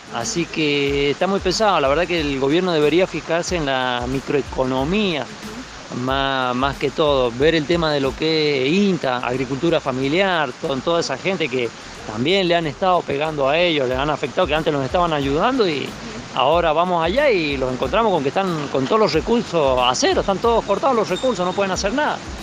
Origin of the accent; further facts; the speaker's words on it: Fray Luis Beltrán, Mendoza, Argentina; soy de Fralí Beltrán